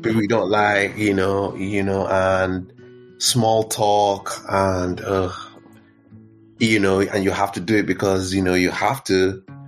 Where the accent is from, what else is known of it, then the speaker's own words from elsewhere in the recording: Nigeria; moved away as an adult; also born or lived in Benue State / Lagos; now in United Kingdom; I was just like a typical kid growing up growing up in Nigeria, um, but in my hometown, and then um, growing up, you know, into my teens in Lagos